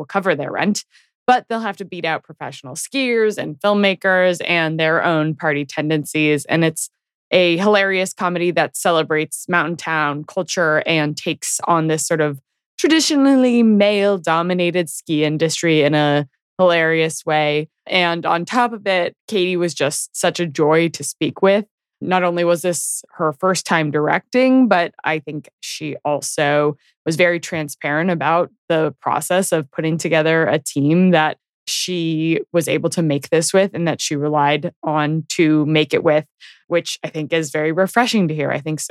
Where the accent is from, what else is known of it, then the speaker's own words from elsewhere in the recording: Tahoe, California, United States; I grew up skiing in Tahoe